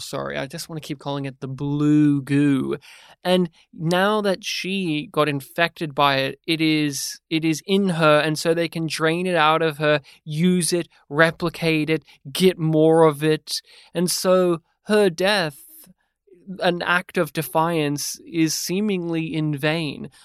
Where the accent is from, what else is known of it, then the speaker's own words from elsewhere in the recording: Australia; as an Australian podcaster